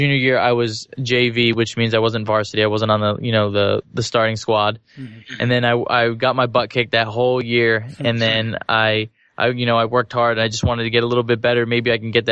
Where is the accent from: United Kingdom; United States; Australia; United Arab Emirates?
United States; New Jersey; I was born in New Jersey